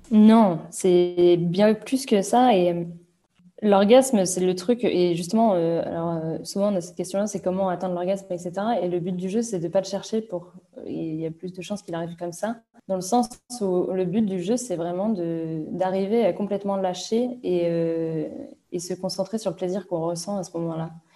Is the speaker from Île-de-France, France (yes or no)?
no; Vannes, Brittany, France; je viens de Vannes, en Bretagne